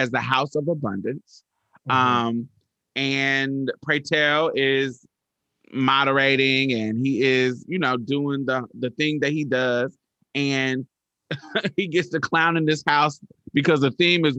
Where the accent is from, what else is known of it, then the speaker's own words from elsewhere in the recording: Midwest, United States; I'm from the Midwest